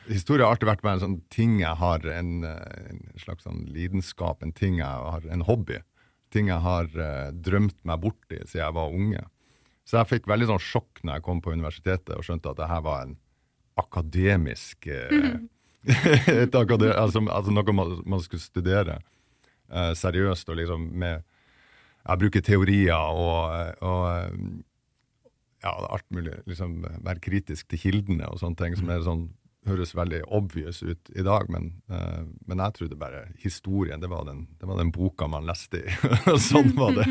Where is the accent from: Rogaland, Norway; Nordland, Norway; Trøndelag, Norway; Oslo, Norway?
Nordland, Norway; Vesterålen; moved away as an adult; i et sånn lite fiskevær eh, som heter Nyksund, som ligger på yttersida av av Vesterålen, der jeg kommer fra